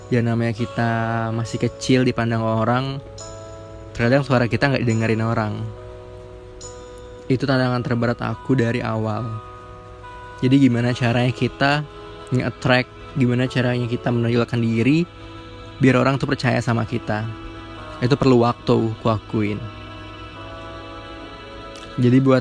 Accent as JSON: {"language": "Indonesian", "town": "Palembang", "region": "South Sumatra", "country": "Indonesia", "tie": "born or raised there", "said": "Aku 19 tahun, lahir di Palembang. Jadi aku orang Sumatera. Lahir di Palembang dari SD, SMP, SMA dan kuliah. Masih tetap di Palembang"}